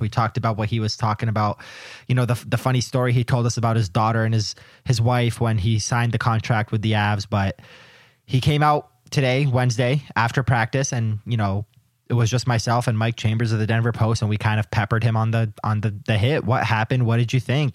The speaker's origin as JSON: {"language": "English", "country": "Canada", "said": "I am Canadian"}